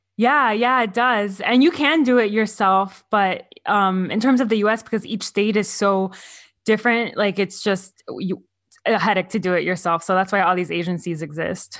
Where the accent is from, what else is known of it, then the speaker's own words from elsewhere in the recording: Miami, Florida, United States; moved away as an adult; now in California, United States; I'm from Florida